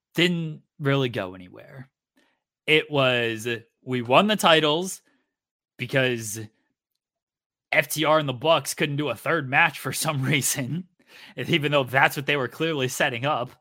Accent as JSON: {"language": "English", "region": "Virginia", "country": "United States", "tie": "born or raised there", "moved": "yes", "said": "I was born in, in Virginia"}